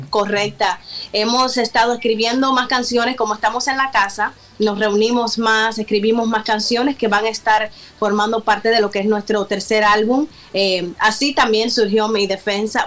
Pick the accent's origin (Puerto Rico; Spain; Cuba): Cuba; moved away as an adult; now in United States; Somos de origen cubano, como tú lo mencionabas. Eh, 6 y 4 años en nuestra isla de Cuba.